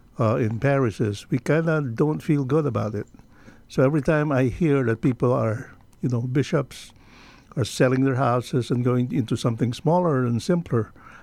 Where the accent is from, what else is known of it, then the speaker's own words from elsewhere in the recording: Philippines; moved away; I come from the Philippines